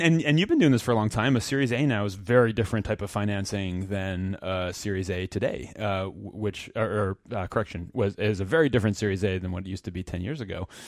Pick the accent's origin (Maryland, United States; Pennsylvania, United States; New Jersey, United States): New Jersey, United States; Princeton; I grew up in New Jersey, and, uh, in a town, uh, Princeton that, uh, probably some folks know